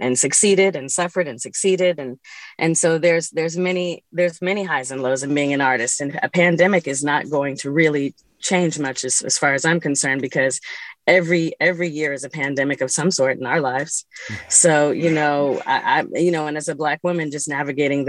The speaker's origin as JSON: {"language": "English", "town": "San Francisco", "region": "California", "country": "United States", "tie": "born or raised there", "also_born_or_lived": "New York", "moved": "as an adult", "said": "I grew up here in San Francisco."}